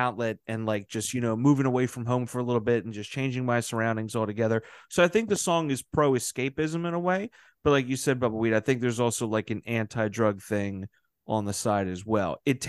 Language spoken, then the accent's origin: English; Baltimore area, Maryland, United States; moved away; I'm from the Baltimore area, like not the city necessarily, we're just outside of the county, but it's a small enough little nook to where it can feel like it's that one horse town.